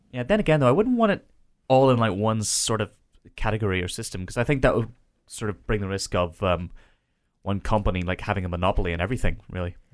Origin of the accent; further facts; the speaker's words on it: Ireland; as an Irishman